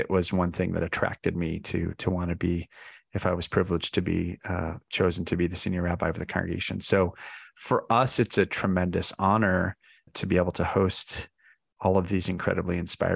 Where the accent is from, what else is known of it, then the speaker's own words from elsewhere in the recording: Chicago, Illinois, United States; now in New York City, United States; I was raised in a community that cared deeply about all kinds of issues in Chicago